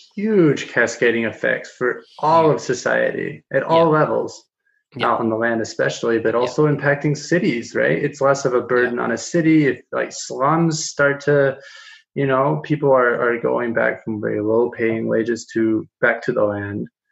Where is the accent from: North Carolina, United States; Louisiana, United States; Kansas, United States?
Kansas, United States; now in Denver, United States; I'm in Denver, Colorado. I'm from Kansas, uh, a small you know farming community atop the Ogallala Aquifer